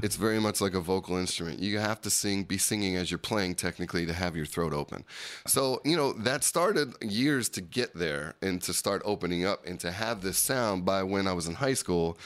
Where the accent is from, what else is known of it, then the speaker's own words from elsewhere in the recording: Berlin Township, New Jersey, United States; I grew up in Berlin Township